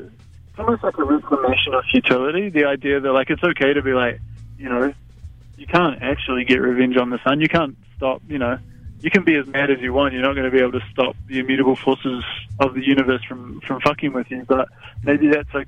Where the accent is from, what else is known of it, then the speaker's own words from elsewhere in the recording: West Otago, New Zealand; now in Auckland, New Zealand; I grew up in West Otago, and it's a very different buzz up here